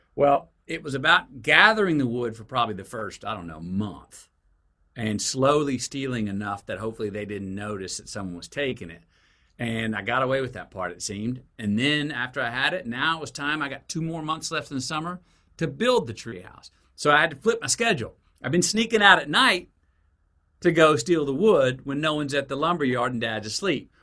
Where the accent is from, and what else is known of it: Longview, Texas, United States; born or raised there; also born or lived in Uvalde, Texas